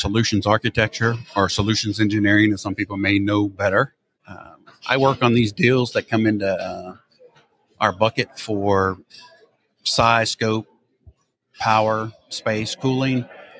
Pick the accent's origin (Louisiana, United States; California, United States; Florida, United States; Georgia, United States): Louisiana, United States; now in Texas, United States; I'm actually from Louisiana.